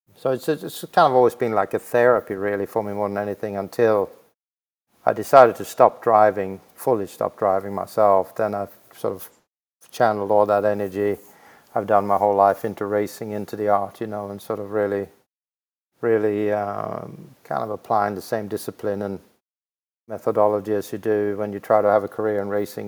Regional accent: Växjö, Kronoberg County, Sweden; in a very small town in Sweden called Vaxjö, V A X J

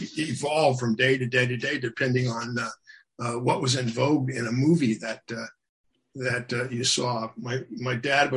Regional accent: Seattle, Washington, United States; also born or lived in Japan / Germany / Georgia, United States; I'm an army brat, so we lived all over. I was born in Japan. We lived in Germany. We lived in Georgia. We lived all over. Although my formative years were in Seattle.

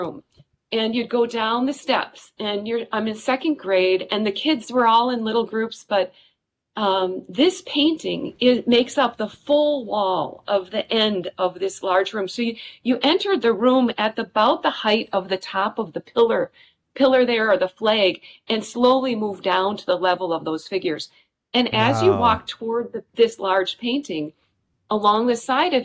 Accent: Wisconsin, United States; it was in my hometown

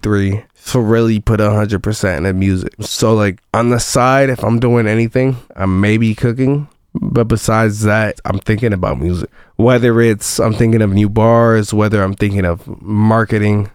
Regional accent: Chicago, Illinois, United States; now in Champaign, United States; growing up in Chicago and doing the music there

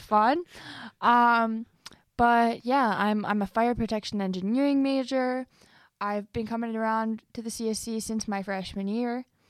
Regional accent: Cleveland, Ohio, United States; I was born in Cleveland, Ohio

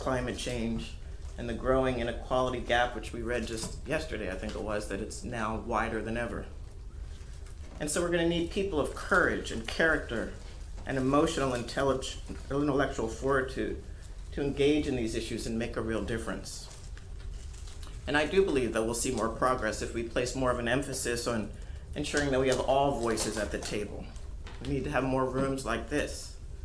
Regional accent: Wilmington, Delaware, United States; I grew up in Wilmington, Delaware

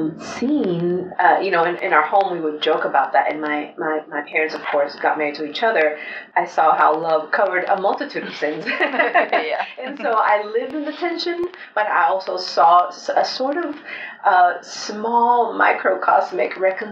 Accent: Spain; born there; Sometimes I felt ashamed to say I was born in Spain. I would hide that from people.

